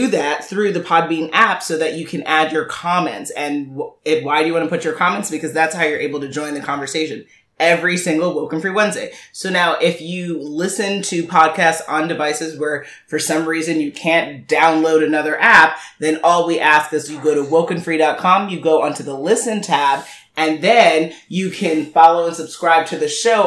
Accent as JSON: {"language": "English", "town": "New York City", "region": "New York", "country": "United States", "tie": "born or raised there", "said": "I'm born and raised in Manhattan"}